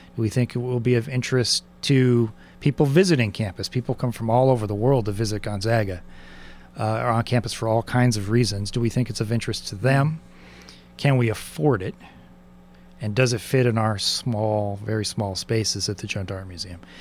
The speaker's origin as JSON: {"language": "English", "town": "San Diego", "region": "California", "country": "United States", "tie": "born or raised there", "said": "I grew up in San Diego"}